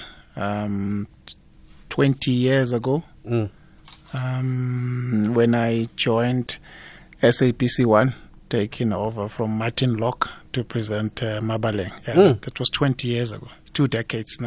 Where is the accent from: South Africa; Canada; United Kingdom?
South Africa; Highveld; I came from the Highveld